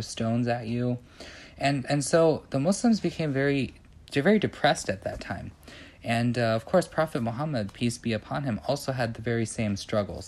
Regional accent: Beavercreek, Ohio, United States; I'm from Beaver Creek, Ohio, so pretty much Dayton close

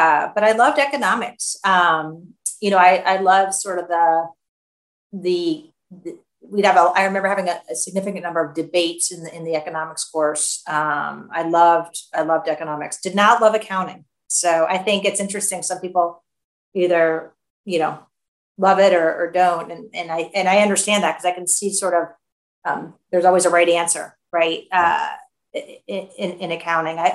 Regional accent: Cleveland, Ohio, United States; I grew up in Cleveland, Ohio.

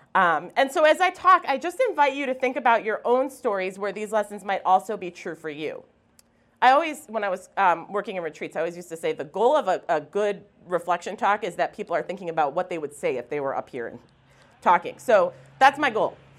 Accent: Wisconsin, United States; moved away; also born or lived in Alaska; I come from Wisconsin. I'm very proud of that fact

